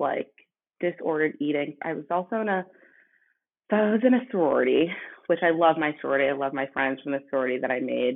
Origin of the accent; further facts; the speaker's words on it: Westborough, Massachusetts, United States; I grew up in Westboro, Massachusetts.